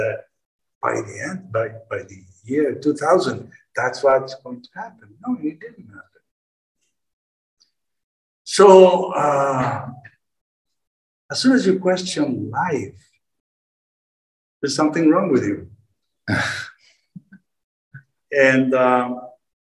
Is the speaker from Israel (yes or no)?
yes; Israel; I'm coming from a Jewish family. I was born in Israel, and at the age of 18, 19